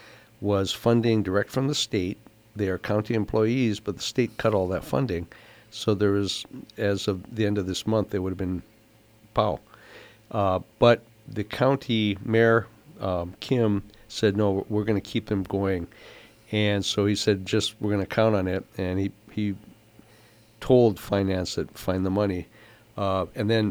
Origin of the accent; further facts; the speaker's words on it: Big Island, Hawaii, United States; it's my hometown